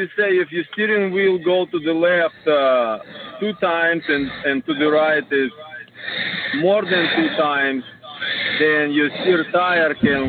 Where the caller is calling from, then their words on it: Florida, United States; I'm not from Mississippi, but my phone is from Mississippi, but I'm in Florida.